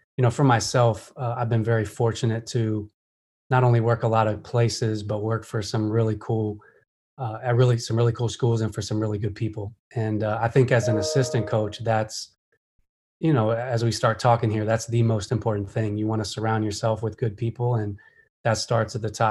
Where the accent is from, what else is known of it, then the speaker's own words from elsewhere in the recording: Pennsylvania, United States; now in Atlanta, United States; I'm from Pennsylvania, but consider, you know, Atlanta home now being here so long